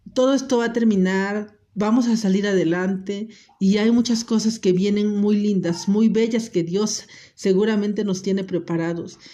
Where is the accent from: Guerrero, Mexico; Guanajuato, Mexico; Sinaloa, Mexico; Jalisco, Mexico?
Guerrero, Mexico; Acapulco; moved away; yo soy de Acapulco